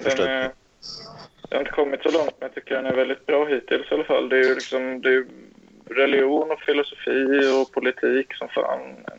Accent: Kalmar, Kalmar County, Sweden; jag bor i Kalmar, uppväxt här. Småland.

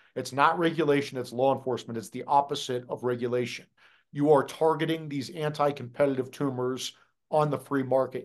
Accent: Des Moines, Iowa, United States; moved away as an adult; Well, I'm from Iowa. I grew up in Des Moines. I was born and raised there

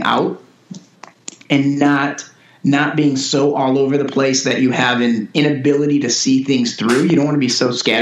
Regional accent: Detroit, Michigan, United States; moved away as an adult; now in Los Angeles, United States; I'm from Metro Detroit. I grew up, you know, kind of Detroit for a long time

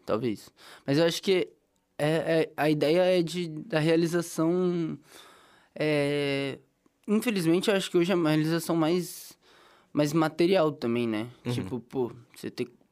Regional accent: interior of São Paulo, Brazil; moved away; Sou do interior de São Paulo

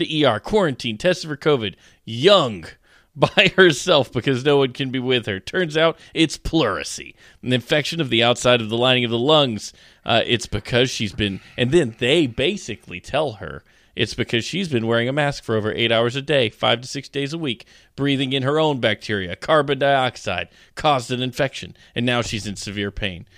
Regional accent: United States; now in North Carolina, United States; as an American who grew up appreciating the American flag and going to rodeos

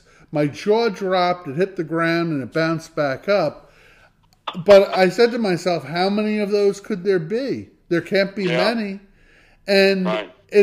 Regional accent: Ho-Ho-Kus, New Jersey, United States; I grew up in North Jersey. I grew up in a little town called Hohokus

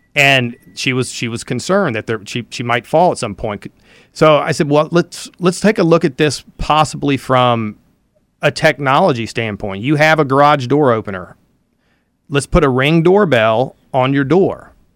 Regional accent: Elizabeth City, North Carolina, United States; I'm from Elizabeth City

